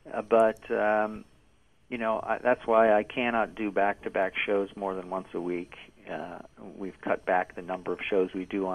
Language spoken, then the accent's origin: English; Toronto, Ontario, Canada; I support my hometown.